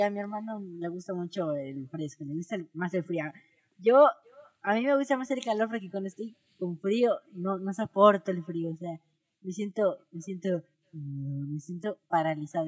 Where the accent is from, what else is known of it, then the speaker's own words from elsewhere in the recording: Mexico; somos mexicanos.